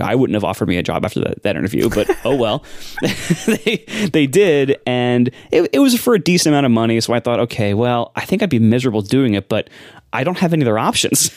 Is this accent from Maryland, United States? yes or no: no; Columbus, Ohio, United States; moved away; I'm from Columbus, Ohio. And, uh, it's you know, there's not a lot to say about Ohio. It's a really nice place to grow up